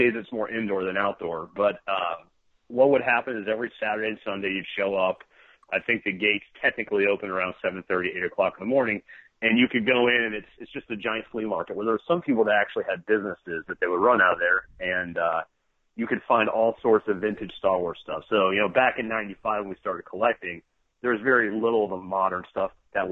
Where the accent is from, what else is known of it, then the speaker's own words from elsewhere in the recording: Cincinnati, Ohio, United States; we were born and raised in Cincinnati